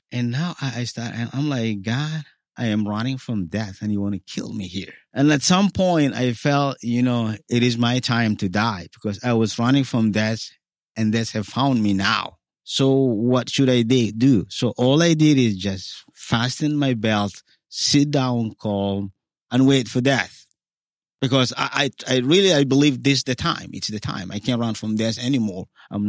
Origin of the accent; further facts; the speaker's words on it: Sudan; now in Egypt; So the option is, okay, go to the UN office, say, hey, you know, I came from Sudan.